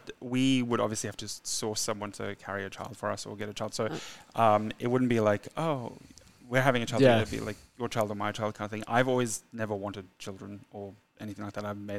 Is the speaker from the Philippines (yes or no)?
no; South Africa; now in Australia; I'm South African and we immigrated to Australia in 2002.